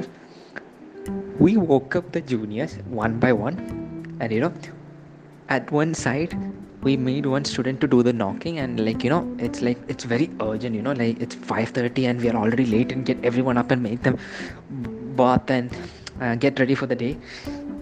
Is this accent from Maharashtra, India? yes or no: no; Kerala, India; I'm from Kerala